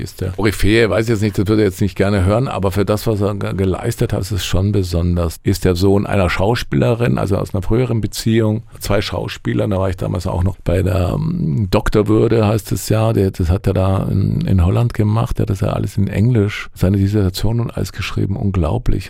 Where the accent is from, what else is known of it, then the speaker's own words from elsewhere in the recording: Allgäu, Bavaria, Germany; moved away; Ich komme ja aus dem Allgäu, aus, ja, aus einer Kleinstadt